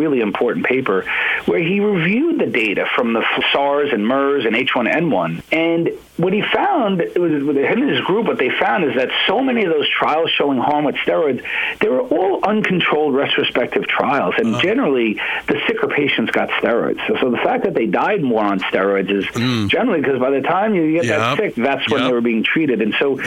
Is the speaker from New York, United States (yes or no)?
yes; New York, United States; moved away; I'm from New York. I train there